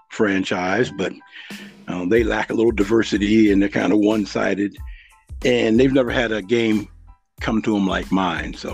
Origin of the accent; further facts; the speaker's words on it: Western Pennsylvania, United States; I got out the Marine Corps and came back home to Western Pennsylvania, and it was a steel mill town. Well, mm-hmm. we had seven mills in my hometown.